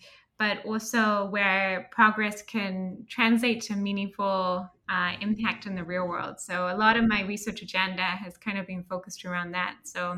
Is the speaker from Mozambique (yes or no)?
yes; Mozambique; also born or lived in Swaziland / Lesotho / Kenya / Liberia; So I think partly because I grew up in Africa, my parents met in Sudan. So I grew up in Mozambique, Swaziland, Lesotho, Kenya, Liberia, they kept moving.